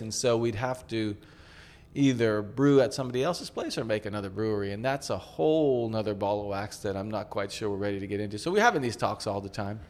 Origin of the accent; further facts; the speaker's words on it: United States; now in Tokyo, Japan; we're from the States